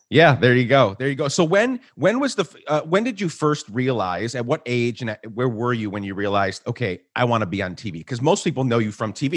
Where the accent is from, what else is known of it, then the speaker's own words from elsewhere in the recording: Guatemala; moved away as an adult; also born or lived in New York / Minneapolis; now in United States; I was born in New York, raised in Guatemala